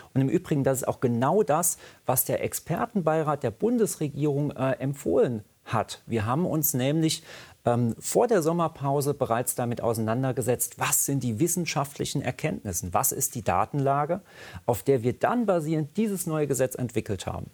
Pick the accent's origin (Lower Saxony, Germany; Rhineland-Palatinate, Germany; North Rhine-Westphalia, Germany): Rhineland-Palatinate, Germany; da, wo ich herkomme, in der Pfalz